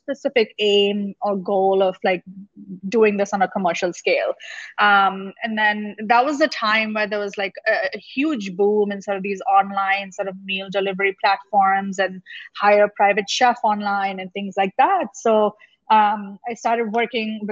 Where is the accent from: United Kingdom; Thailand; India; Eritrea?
India; Mumbai, Maharashtra; moved away as an adult; also born or lived in New York, United States; now in Chicago, United States; originally I'm from India. I grew up in Mumbai and moved to the US, specifically New York, New Jersey area for graduate school.